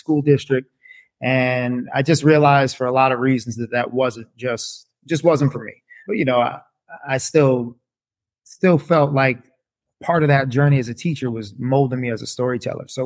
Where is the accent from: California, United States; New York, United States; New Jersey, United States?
New Jersey, United States; Montclair; I'm born and raised in northern New Jersey. I'm still here. I grew up in Montclair, New Jersey